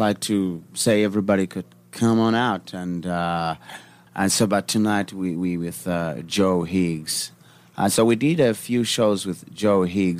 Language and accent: English; Johannesburg, Gauteng, South Africa; Oh, I'm coming from South Africa, Johannesburg.